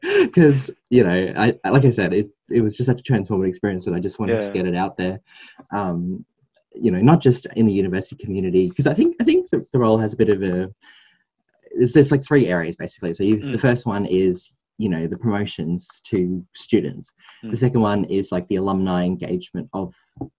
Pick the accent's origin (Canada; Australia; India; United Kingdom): Australia; Gympie, Queensland; I'm from Gympie, if you know where that is. It's like 1 hour north of the sunny coast, or 2 hours north of Brisbane.